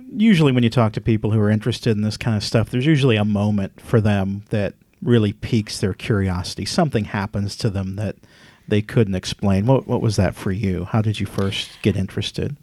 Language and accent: English; Midwest, United States; moved away; I'm from the Midwest originally